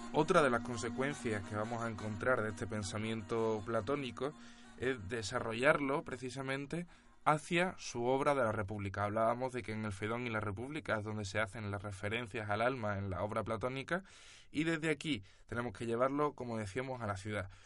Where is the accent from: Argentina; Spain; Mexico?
Spain; siendo nosotros españoles